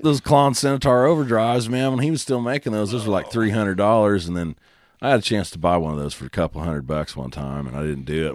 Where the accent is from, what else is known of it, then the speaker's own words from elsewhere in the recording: Oklahoma, United States; I'm from Oklahoma